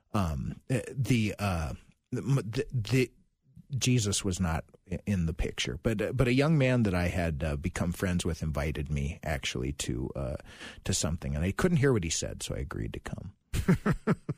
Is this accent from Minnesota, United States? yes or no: yes; Virginia, Minnesota, United States; now in St. Louis Park, United States; I'm from Virginia, Minnesota originally